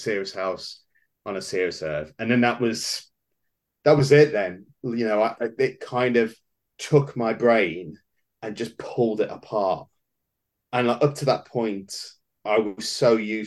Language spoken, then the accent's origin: English; Wolverhampton, West Midlands, United Kingdom; We did have a very short-lived comic book store here where I was born in Wolverhampton